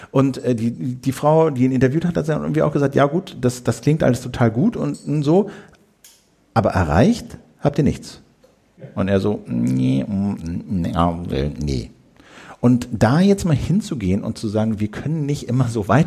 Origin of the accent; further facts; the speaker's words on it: Uelzen, Lower Saxony, Germany; bin äh, in Uelzen zur Schule gegangen und stand als Zehnjähriger im kratzigen Strickpullover in Menschenketten